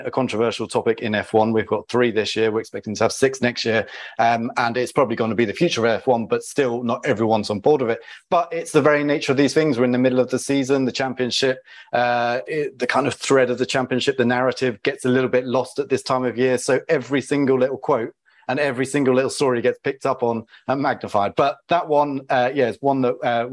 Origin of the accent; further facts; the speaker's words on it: United Kingdom; as a British person